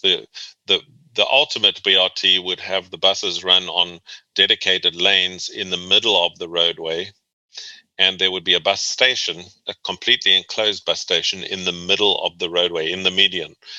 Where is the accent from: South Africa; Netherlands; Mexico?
South Africa; moved away as an adult; also born or lived in Boston, United States; now in Virginia, United States; I was born and raised in South Africa